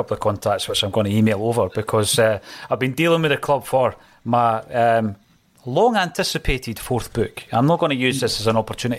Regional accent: Dunfermline, Scotland, United Kingdom; my hometown of Dunfermline. It's actually a city now

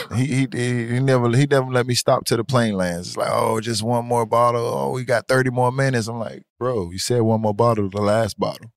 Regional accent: Miami, Florida, United States; I'm born and raised in Miami, Florida

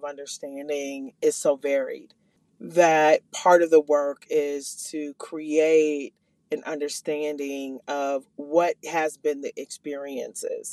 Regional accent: Minneapolis, Minnesota, United States; I am from the North Minneapolis community.

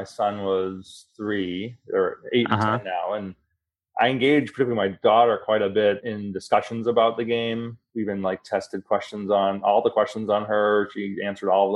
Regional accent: Boston, Massachusetts, United States; moved away; I'm originally from Boston

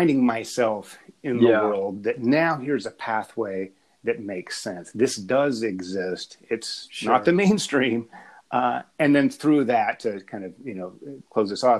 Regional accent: Appalachia, United States; I grew up in Appalachia, but I was raised in academia.

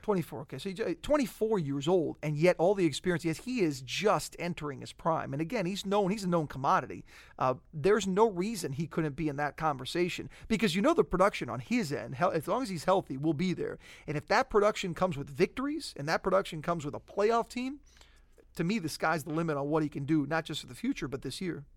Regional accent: South Florida, United States; I grew up in South Florida

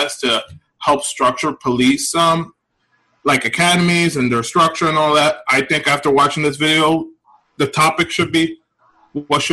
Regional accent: New York City, New York, United States; moved away as an adult; I'm originally from the Bronx. I recently moved

